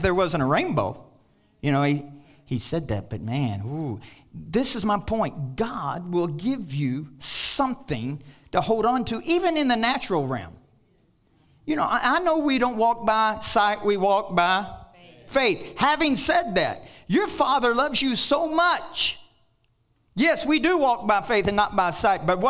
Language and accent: English; Kentucky, United States; I'm from Kentucky